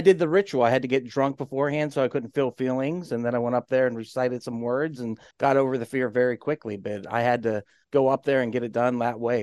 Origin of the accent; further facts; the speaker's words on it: Western Pennsylvania, United States; I'm from Pennsylvania, Western Pennsylvania